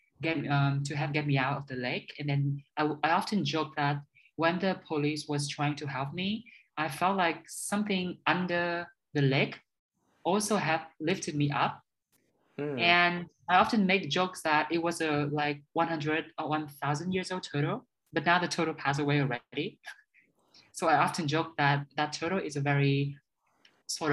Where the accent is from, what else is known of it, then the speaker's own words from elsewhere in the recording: Hanoi, Vietnam; English is a second language; also born or lived in Scunthorpe / Dubai; I was born in Hanoi. And so I grew up here.